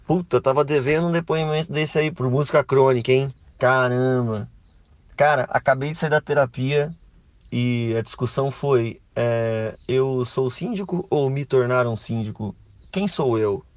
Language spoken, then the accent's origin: Portuguese; Brazil; a gente é brasileiro